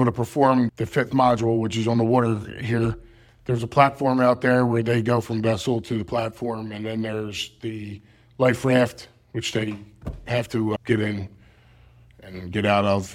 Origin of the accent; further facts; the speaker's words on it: Philadelphia, Pennsylvania, United States; I'm from Philadelphia